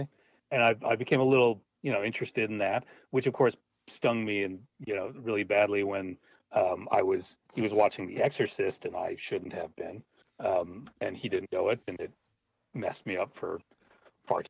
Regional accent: Minneapolis, Minnesota, United States; I grew up in Minneapolis

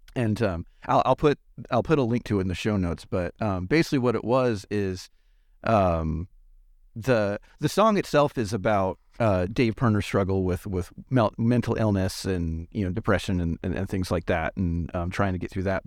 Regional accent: Los Angeles, California, United States; moved away; I grew up around Los Angeles

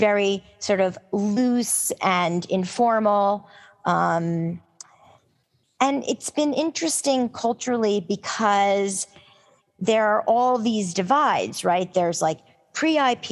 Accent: New York, United States; as a New Yorker

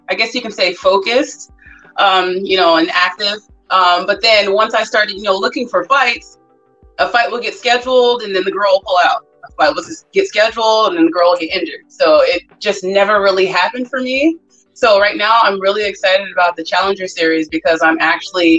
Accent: Compton, California, United States; moved away; So I was born in Compton, California, and then I moved

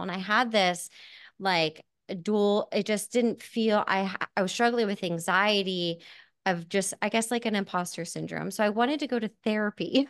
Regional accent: Hamburg, Pennsylvania, United States; I am from Hamburg, Pennsylvania

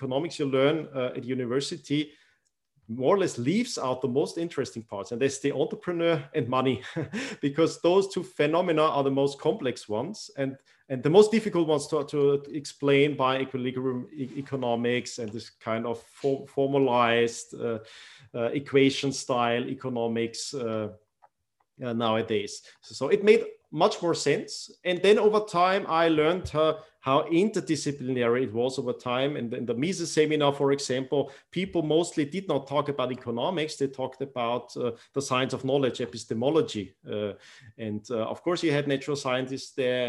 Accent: Austria; also born or lived in Iran; growing up in Austria

